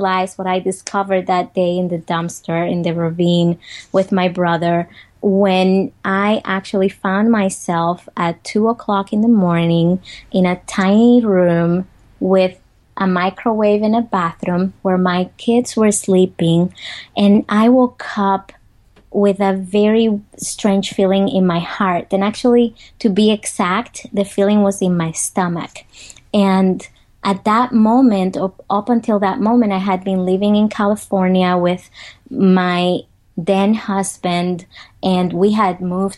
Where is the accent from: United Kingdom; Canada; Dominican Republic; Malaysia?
Dominican Republic; English is a second language; moved away as an adult; now in United States; I grew up in the Dominican Republic. I grew up in poverty